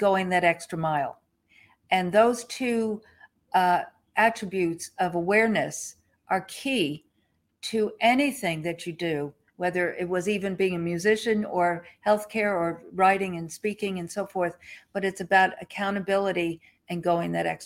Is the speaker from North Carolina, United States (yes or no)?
no; Long Island, New York, United States; moved away; also born or lived in Ridgefield, Connecticut; I grew up in the Northeast on Long Island